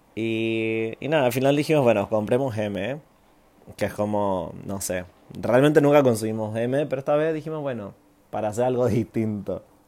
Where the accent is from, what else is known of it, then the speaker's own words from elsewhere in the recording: Santiago, Santiago Metropolitan Region, Chile; moved away as an adult; also born or lived in Canada; now in Berlin, Germany; viví en Chile, en Santiago, hasta los 19 años